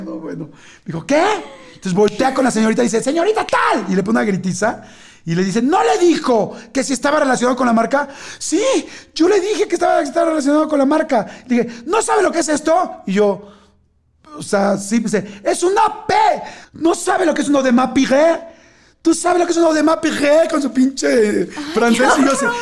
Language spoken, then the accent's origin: Spanish; Mexico; yo soy mexicano